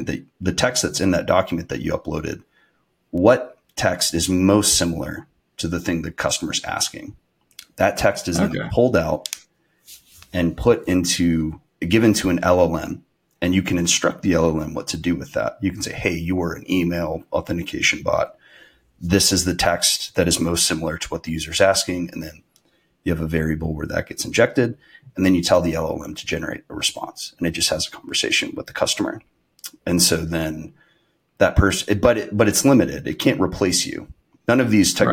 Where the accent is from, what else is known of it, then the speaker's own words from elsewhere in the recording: North Georgia, United States; moved away as an adult; also born or lived in Alabama / San Francisco / Austin, Texas; now in Greenville, United States; I'm originally from North Georgia